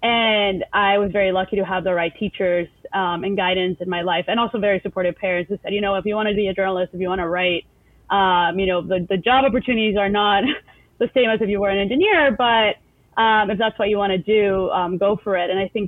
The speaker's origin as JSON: {"language": "English", "country": "El Salvador", "tie": "born or raised there", "second_language": "English", "moved": "as an adult", "lives_now": "United States", "said": "Yeah, I grew up in El Salvador. I was there until I was 18, you know, went through K through 12. I went to an American school, so the American School of El Salvador."}